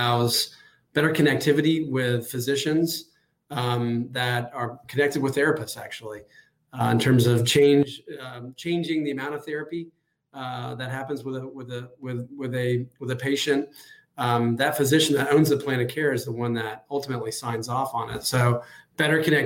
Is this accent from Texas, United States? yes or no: yes; Austin, Texas, United States; moved away as an adult; now in Jacksonville, United States; I'm originally from Austin, Texas